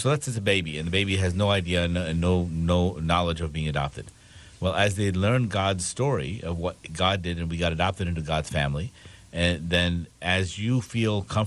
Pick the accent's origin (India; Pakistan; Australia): Pakistan; moved away; I'm from Pakistan.